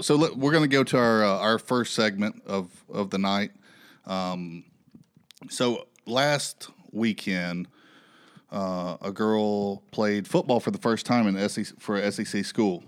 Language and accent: English; Alabama, United States; now in Phoenix, United States; I'm from Alabama